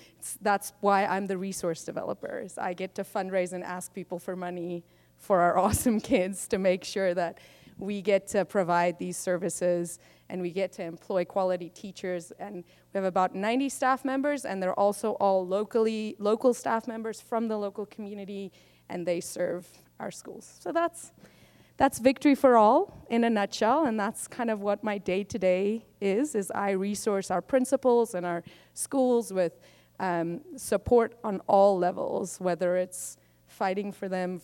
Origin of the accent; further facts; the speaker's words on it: South Africa; I am South African born